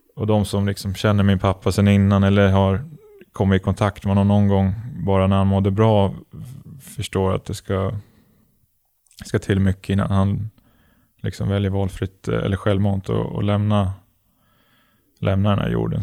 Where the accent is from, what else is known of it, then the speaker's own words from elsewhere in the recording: Gävle, Gävleborg County, Sweden; also born or lived in Malmö / Helsingborg; now in Örebro, Sweden; det är alltid kul att vara hemma i Gävle och träffa vänner och familj